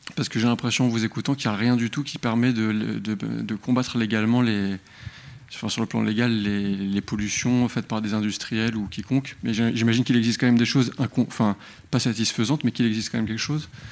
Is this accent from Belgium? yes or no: yes; Brussels, Brussels-Capital Region, Belgium; je suis bruxellois